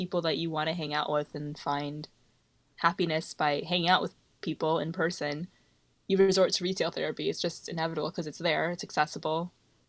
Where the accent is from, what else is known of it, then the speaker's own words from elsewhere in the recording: Michigan, United States; which is our state. We're from Michigan.